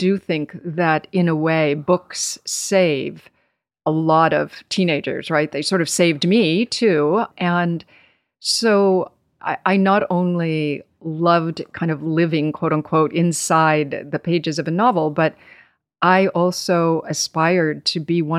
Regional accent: Nevada, United States; also born or lived in Boston, Massachusetts; now in New York, United States; I was born in Boston and then spent some years on the West Coast in Nevada and ultimately moved to New York as a young woman when I was 19.

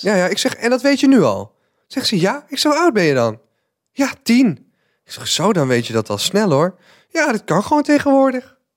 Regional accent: North Brabant, Netherlands; als Brabander

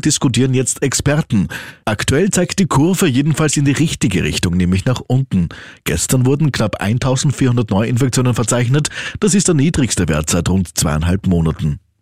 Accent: Austria; bei uns in Österreich

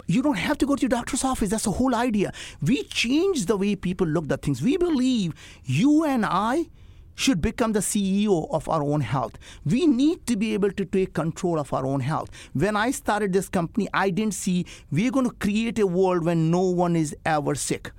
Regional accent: India; English is a second language; moved away; I grew up in India

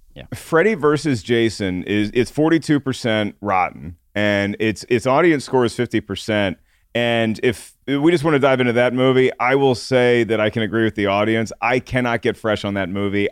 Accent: Williamsburg, Virginia, United States; I was in Williamsburg, Virginia

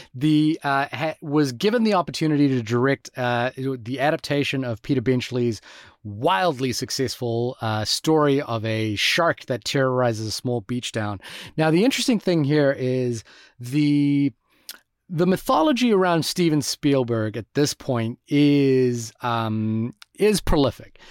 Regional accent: Fiji; growing up in Fiji, uh, as a child

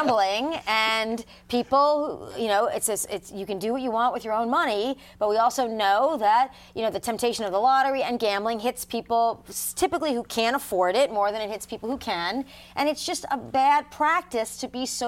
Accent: New York, United States; moved away; I'm originally from New York State

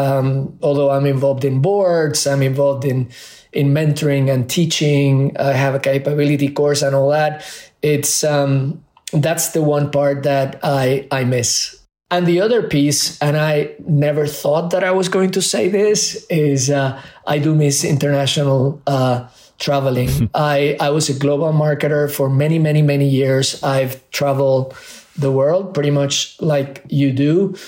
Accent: Puerto Rico; also born or lived in Spain; whether it was in Spain where I grew up or in Puerto Rico. And then both Burger King, which was stronger in Puerto Rico where I was growing up than McDonald's.

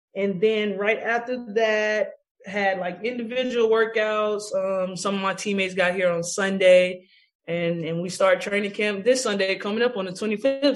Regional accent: Tallahassee, Florida, United States; moved away as an adult; now in New York, United States; I had my uh, kids camp in Tallahassee in my home state and home city.

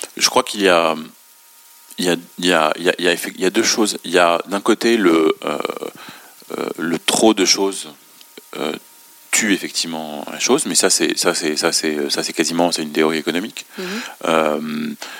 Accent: Beirut, Beirut Governorate, Lebanon; now in France; je suis né et j'ai grandi à Beyrouth

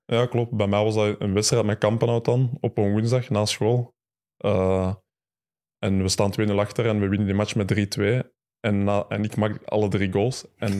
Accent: Mechelen, Flanders, Belgium; ik ben in Mechelen geboren, ik kom vandaar

